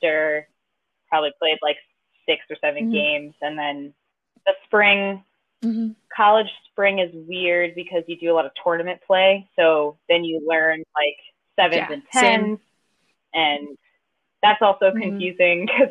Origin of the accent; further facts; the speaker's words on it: Pennsylvania, United States; moved away as an adult; now in Baltimore, United States; I'm from Pennsylvania, but only about the town I grew up is like half a mile from the Maryland border